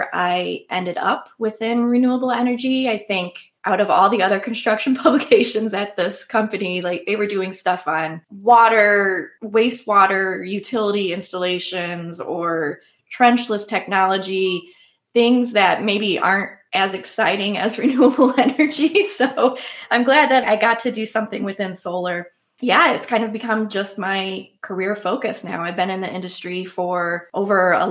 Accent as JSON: {"language": "English", "town": "Fremont", "region": "Ohio", "country": "United States", "tie": "born or raised there", "said": "I grew up in Northwest Ohio in a town. It's called Fremont, Ohio"}